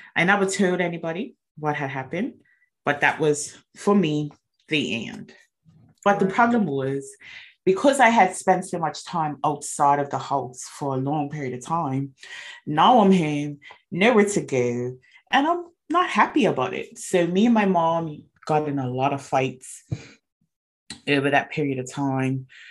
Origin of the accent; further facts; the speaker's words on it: Bermuda; I was born and raised in Bermuda